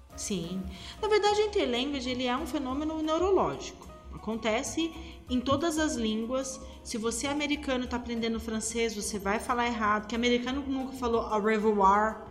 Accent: Brazil; accent: Brazilian; eu sou brasileira e tenho sotaque brasileiro

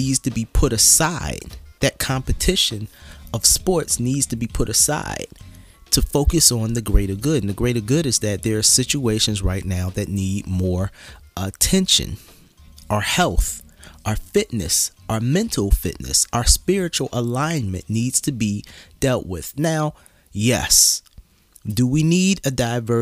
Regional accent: Philadelphia, Pennsylvania, United States

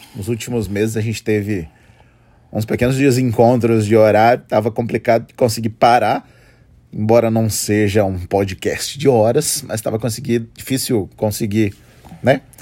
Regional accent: Juiz de Fora, Minas Gerais, Brazil; lá na nossa cidade

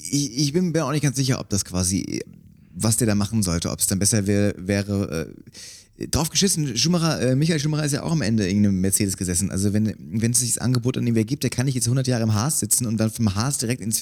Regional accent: Germany; als Deutscher so, der natürlich eine gewisse Loyalität an den Tag äh

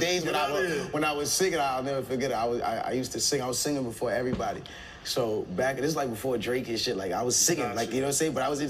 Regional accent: Barbados; I mean, I was raised in Barbados, also in like different places. Like, I'm Bajan.

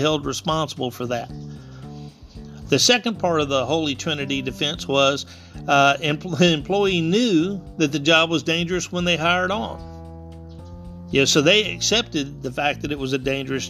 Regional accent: South Louisiana, United States; I come from South Louisiana.

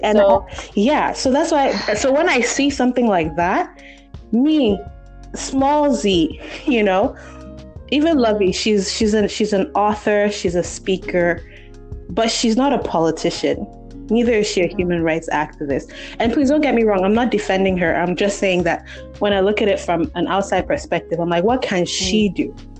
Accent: Nigeria; I'm Congolese, but I was brought up in Nigeria.

